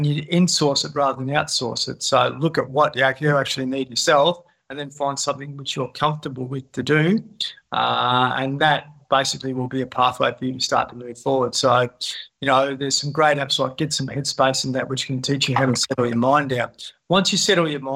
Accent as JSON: {"language": "English", "town": "Horsham", "region": "Victoria", "country": "Australia", "moved": "yes", "said": "I come from Outback Victoria. I went back there to help my dad out"}